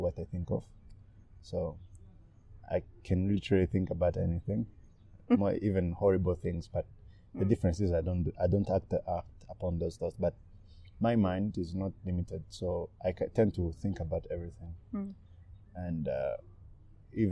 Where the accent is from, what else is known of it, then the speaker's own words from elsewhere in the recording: Burundi; now in Rwanda; I was born in Burundi.